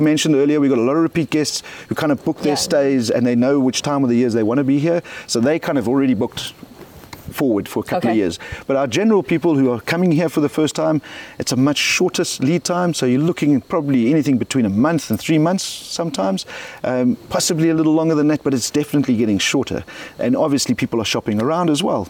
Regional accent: South Africa; I'm South African

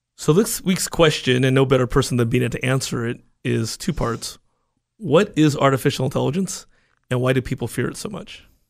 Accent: United States; I was born and raised in the United States

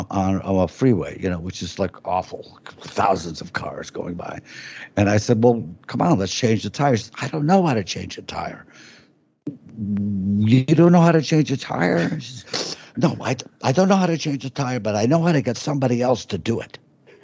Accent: Midwest, United States; I'm from the Midwest

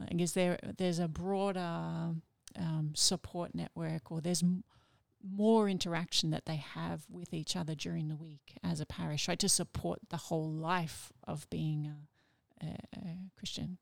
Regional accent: Melbourne, Victoria, Australia; also born or lived in United States; I grew up in Melbourne

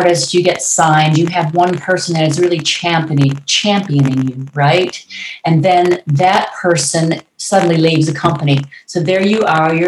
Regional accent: Detroit, Michigan, United States; moved away; also born or lived in Los Angeles; I'm from Detroit

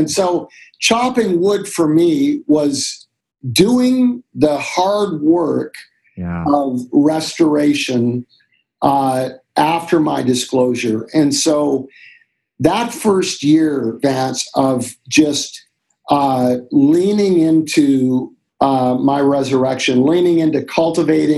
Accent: Canada; We grew up in Canada, and we'd go to the mountains in Alberta, Banff

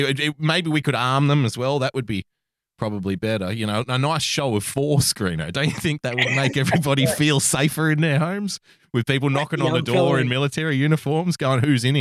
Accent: Sydney, New South Wales, Australia; Yeah, I didn't even go to Vietnam, no, but I grew up in Western Sydney.

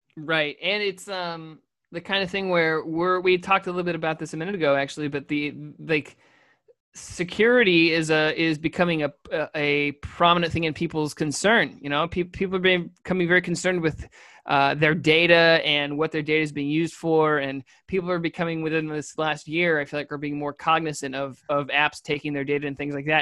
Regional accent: New York, United States; We're from New York

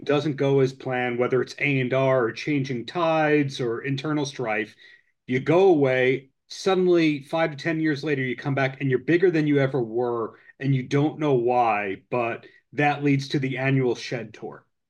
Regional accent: Long Island, New York, United States; growing up on Long Island, where there's Jones Beach

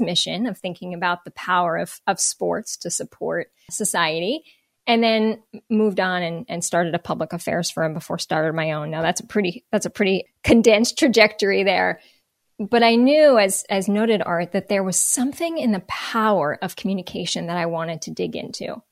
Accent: Northern New Jersey, United States; moved away as an adult; also born or lived in Baltimore; I grew up in Northern New Jersey.

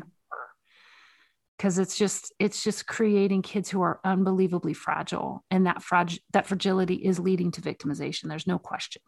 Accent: the South, United States; moved away; I'm from the South originally

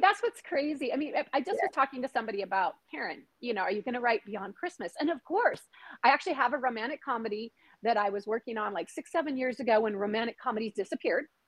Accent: Washington, United States; I grew up in Washington State, literally near the border

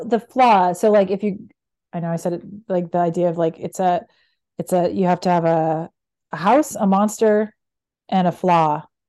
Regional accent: Canada; moved away as an adult; now in United States; I'm Canadian and work in the U S

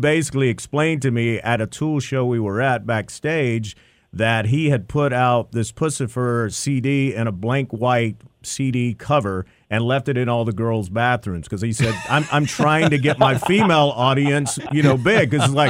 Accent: North Carolina, United States; I told him I grew up in North Carolina on a farm.

